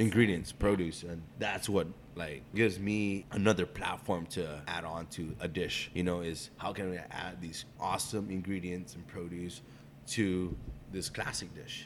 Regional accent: Guam; moved away as an adult; now in San Francisco, United States; my partner and I were born and raised in Guam.

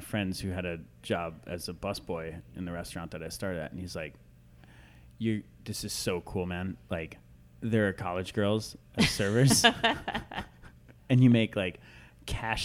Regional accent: Iowa, United States; also born or lived in Minnesota; I grew up kind of between Minnesota and Iowa. When I was a kid, most of the time in Iowa

